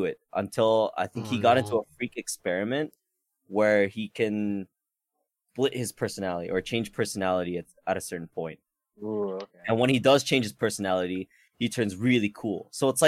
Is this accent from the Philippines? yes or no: yes; Philippines; I was born in the Philippines